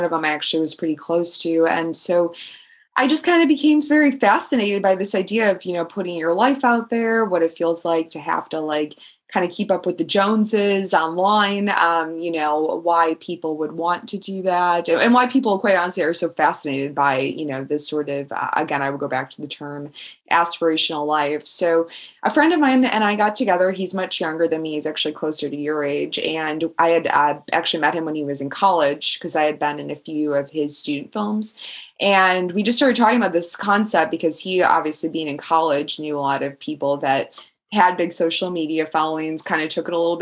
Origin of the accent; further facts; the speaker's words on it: Chicago, Illinois, United States; now in London, United Kingdom; growing up in Chicago